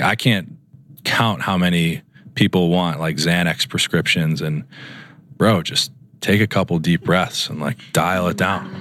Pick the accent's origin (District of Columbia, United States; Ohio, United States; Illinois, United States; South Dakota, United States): Illinois, United States; Chicago; moved away as an adult; also born or lived in Dartmouth / Minnesota; now in Los Angeles, United States; I grew up in Chicago, and then I did my residency training at Dartmouth